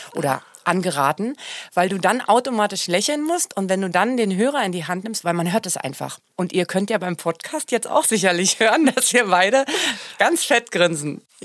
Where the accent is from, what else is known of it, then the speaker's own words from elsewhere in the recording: Germany; ich bin ja Deutsche und ich kann sehr gut Deutsch singen.